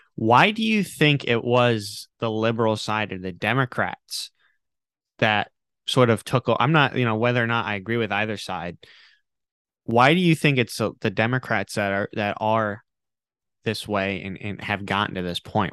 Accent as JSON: {"language": "English", "region": "Rhode Island", "country": "United States", "tie": "born or raised there", "said": "I grew up in Rhode Island"}